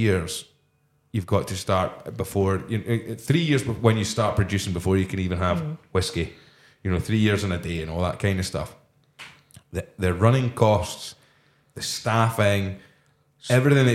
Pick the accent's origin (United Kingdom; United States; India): United Kingdom; Fife, Scotland; I'm from Fife